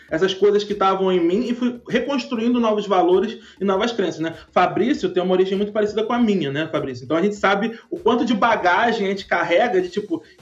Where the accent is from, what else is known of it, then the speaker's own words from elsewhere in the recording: Rio de Janeiro, Brazil; Eu sou um cara muito improvável porque eu sou nascido e criado numa favela no Rio, né?